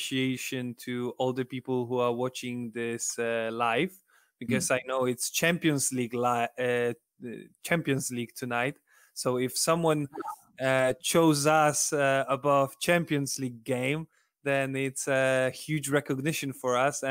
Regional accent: Poland; English is a second language; moved away as an adult; now in United Kingdom; I'm from Poland, and actually not from a big city like Warsaw or Gdańsk, Poznań, or Krakow. I'm from rather, you know, small city like 100,000 inhabitants.

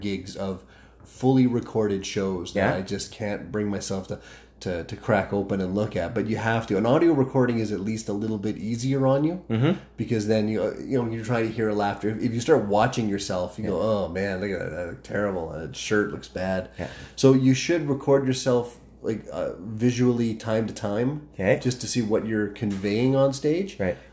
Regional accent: Calgary, Alberta, Canada; also born or lived in Fort McMurray; born and raised in Calgary

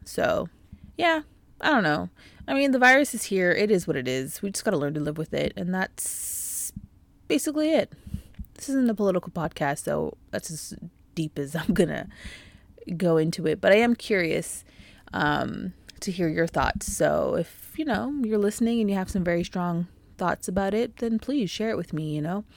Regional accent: Canada; being a Canadian and living in Canada

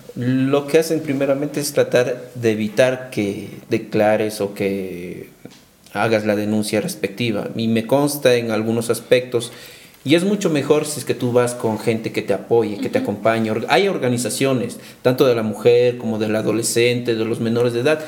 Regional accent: Ecuador; Somos el pueblo, somos ecuatorianos

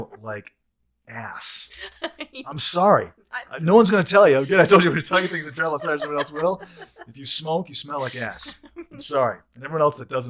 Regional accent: Saginaw, Michigan, United States; moved away; I grew up in Saginaw, Michigan

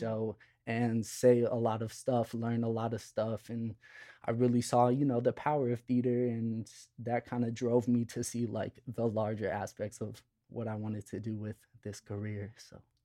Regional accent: Chicago, Illinois, United States; I grew up in Chicago

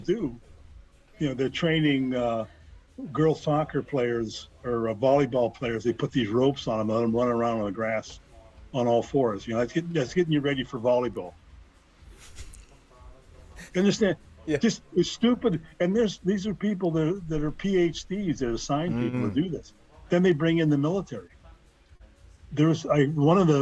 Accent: Livonia, Michigan, United States; my hometown where I'm living here, Livonia, Michigan

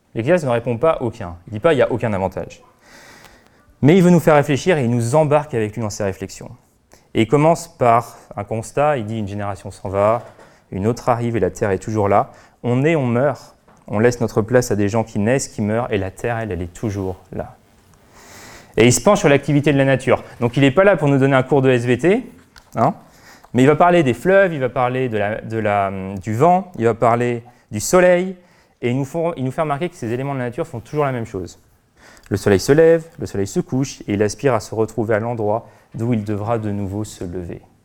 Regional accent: France; en tant que bon Français

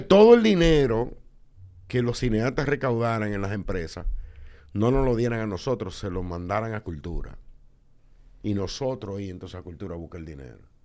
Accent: Dominican Republic

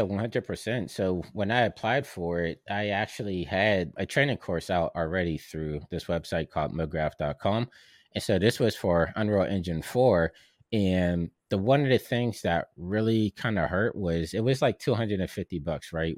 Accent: Pittsburgh, Pennsylvania, United States; moved away; I'm from Pittsburgh, and I know how far that is

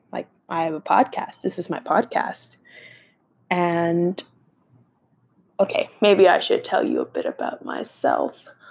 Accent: Dallas, Texas, United States; I'm from Dallas, so I'm American

